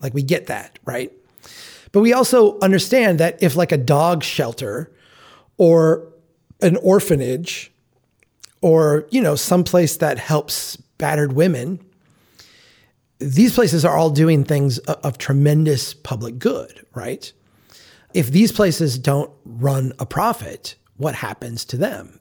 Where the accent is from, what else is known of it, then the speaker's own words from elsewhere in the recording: Minnesota, United States; I'm from Minnesota.